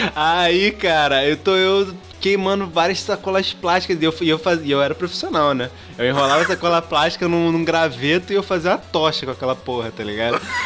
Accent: Rio de Janeiro, Brazil; Você esquece que eu sou carioca

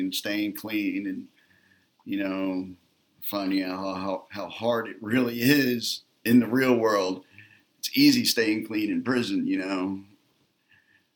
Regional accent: Atlantic City, New Jersey, United States; I grew up in Atlantic City, New Jersey

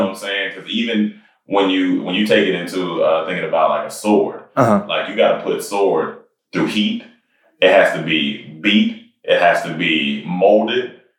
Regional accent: Germany; born there; also born or lived in Massachusetts / Panama / North Carolina; So I was born in Germany.

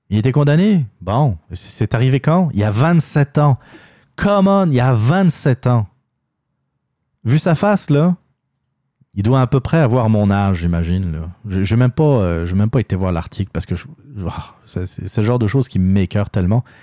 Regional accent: Quebec, Canada; Puis nous, on est bons, on est des Québécois.

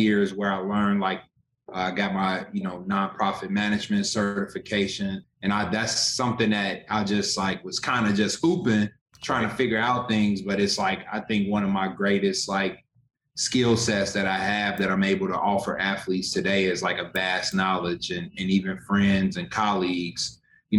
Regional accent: Chicago, Illinois, United States; born and raised in Chicago

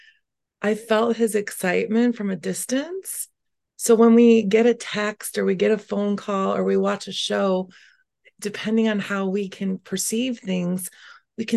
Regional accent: Schaumburg, Illinois, United States; This is the home I grew up in Schaumburg, since age five

